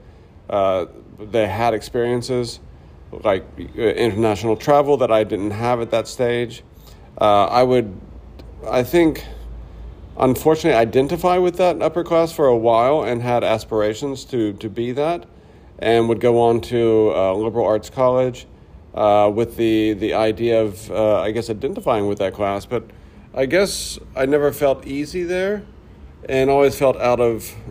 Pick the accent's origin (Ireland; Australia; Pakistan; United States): United States; Pine Bluff, Arkansas; I grew up in the South in Arkansas